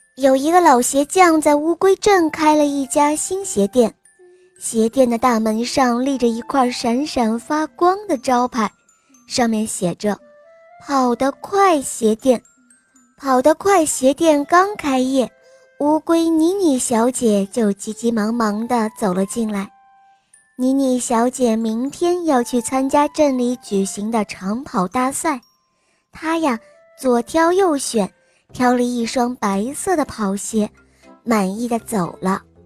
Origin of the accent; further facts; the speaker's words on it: Linyi, Shandong, China; 今年我五岁了，我来自临沂